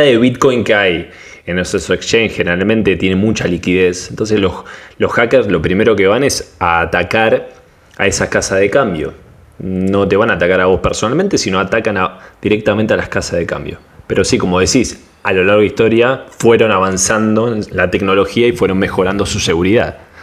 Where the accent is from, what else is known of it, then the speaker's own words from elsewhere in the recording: Panama; de Panamá